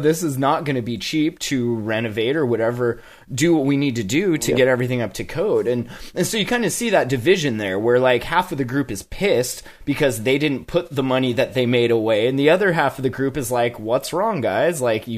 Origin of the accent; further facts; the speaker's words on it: Montana, United States; I came from Montana where we had a pretty decent medical system until they tried to repeal it.